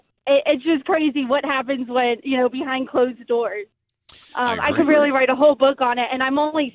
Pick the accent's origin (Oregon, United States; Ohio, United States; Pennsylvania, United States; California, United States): Pennsylvania, United States; Philadelphia; now in Virginia, United States; I'm from Virginia. Originally from Philadelphia, but I live in Virginia now.